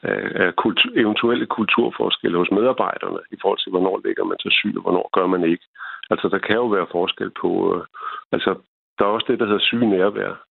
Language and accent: Danish; Denmark; Jeg er selv fra Jylland.